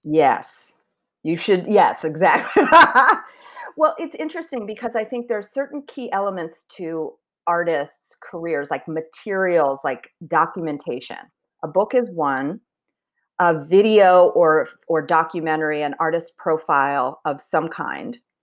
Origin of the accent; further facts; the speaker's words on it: Philadelphia, Pennsylvania, United States; moved away as an adult; also born or lived in Chicago / San Francisco / Washington, D.C. / Bloomington, Indiana; I was born in Chicago, and then we moved to the Philadelphia area when I was around two, so I did grow up in the Philly area.